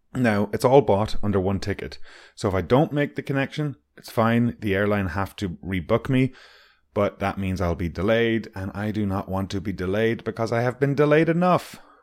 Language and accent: English; Strandhill, Connacht, Ireland; moved away; Voya is a company in my hometown